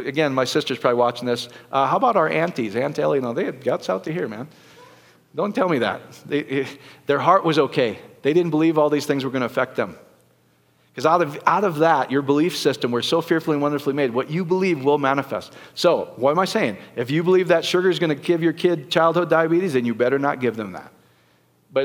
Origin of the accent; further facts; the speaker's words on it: Iowa, United States; I grew up in Iowa